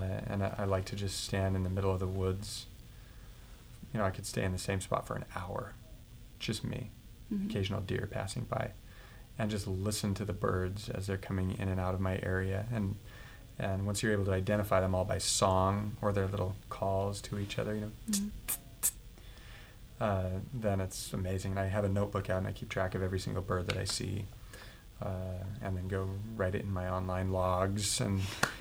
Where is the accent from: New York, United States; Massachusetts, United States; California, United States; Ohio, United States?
Massachusetts, United States; Boston; I came from Boston, and Boston is an extremely musical city